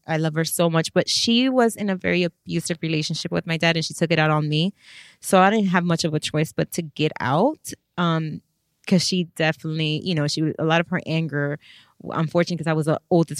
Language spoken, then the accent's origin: English; Miami, Florida, United States; Ooh, take me back. I was raised with a single mother.